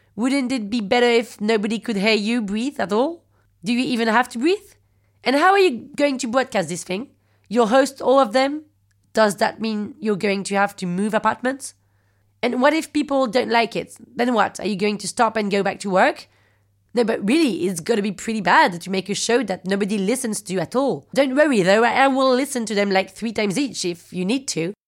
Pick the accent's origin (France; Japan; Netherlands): France; accent: French; English is a second language; I'm French